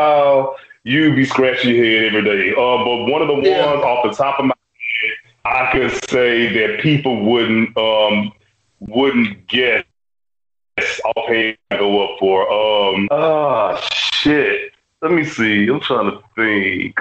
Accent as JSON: {"language": "English", "region": "Louisiana", "country": "United States", "said": "I'm from Louisiana"}